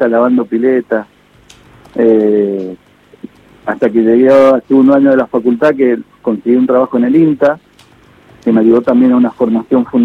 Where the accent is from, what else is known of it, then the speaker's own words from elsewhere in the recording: Mendoza, Argentina; Soy de Mendoza, soy de Mendoza.